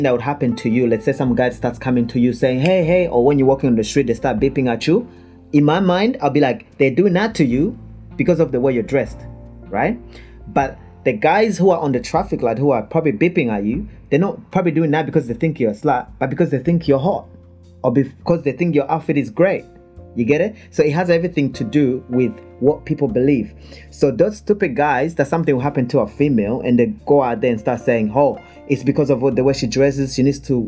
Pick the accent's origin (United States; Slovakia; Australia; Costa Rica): Australia; I grew up in Australia mainly